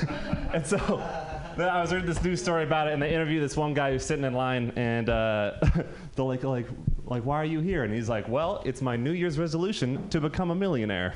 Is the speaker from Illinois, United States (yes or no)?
no; Marin County, California, United States; I'm from Marin County